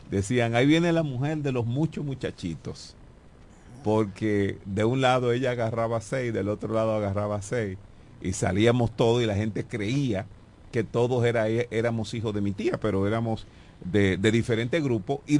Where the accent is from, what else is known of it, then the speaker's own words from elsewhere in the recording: La Romana, Dominican Republic; yo nací en la calle Doctor Gonzalo número 9, esa es la calle que sube de Jumbo.